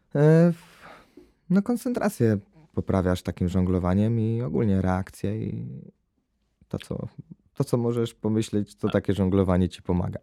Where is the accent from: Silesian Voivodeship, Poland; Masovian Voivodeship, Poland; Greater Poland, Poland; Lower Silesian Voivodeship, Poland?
Greater Poland, Poland; jestem z Wielkopolski